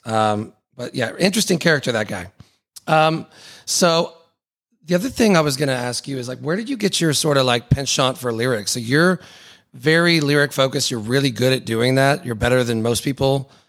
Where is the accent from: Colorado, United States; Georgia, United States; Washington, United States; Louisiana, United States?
Georgia, United States; Atlanta; I'm from Atlanta